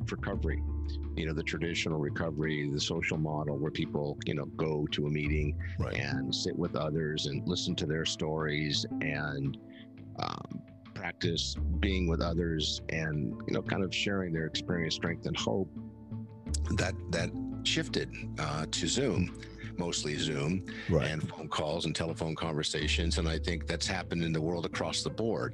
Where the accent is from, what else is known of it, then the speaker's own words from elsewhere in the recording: San Diego, California, United States; I grew up here in San Diego